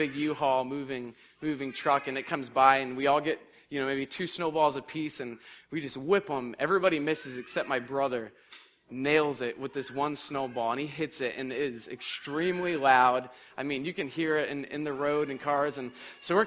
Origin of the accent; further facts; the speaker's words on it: Massachusetts, United States; I'm from Massachusetts